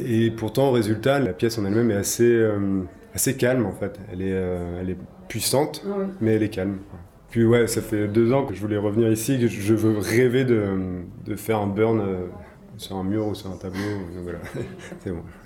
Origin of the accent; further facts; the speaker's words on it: Brittany, France; moved away as an adult; also born or lived in New Zealand / Charleroi; je viens de Bretagne, donc euh, j'ai fait mes études en Bretagne